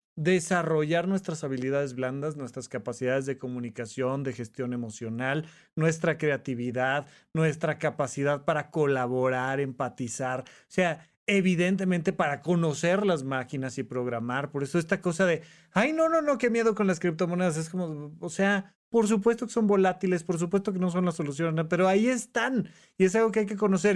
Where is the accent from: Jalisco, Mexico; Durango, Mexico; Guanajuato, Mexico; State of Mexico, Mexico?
State of Mexico, Mexico; Toluca; moved away as an adult; cuando yo me vengo de de Toluca, Estado de México, a estudiar medicina a, La Salle en la Ciudad de México